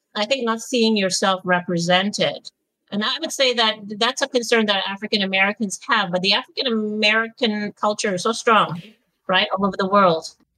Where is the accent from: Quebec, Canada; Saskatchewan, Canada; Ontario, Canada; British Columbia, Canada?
Quebec, Canada; Montreal; also born or lived in London, United Kingdom; now in Toronto, Canada; I was born in Montreal